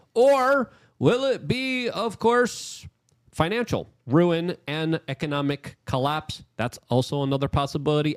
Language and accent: English; New York, United States; I'm a New Yorker